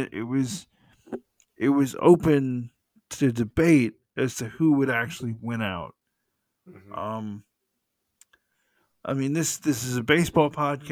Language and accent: English; the South, United States; I'm from the South